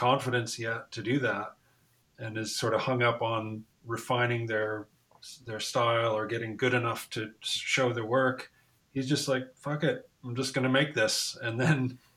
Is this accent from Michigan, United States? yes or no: yes; Ann Arbor, Michigan, United States; moved away; you're from Michigan, because I am too